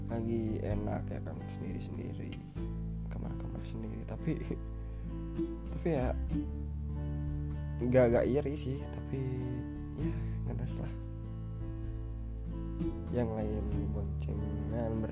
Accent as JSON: {"language": "Indonesian", "town": "Ciamis", "region": "West Java", "country": "Indonesia", "tie": "born or raised there", "said": "hampir semua saudara dan keluarga aku tuh pada ngumpul di sini kan di kota aku di Ciamis"}